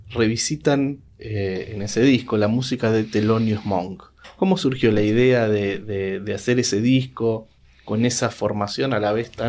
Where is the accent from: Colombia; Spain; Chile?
Colombia; Bogotá; ¿cómo definiría usted, y digo usted porque somos bogotanos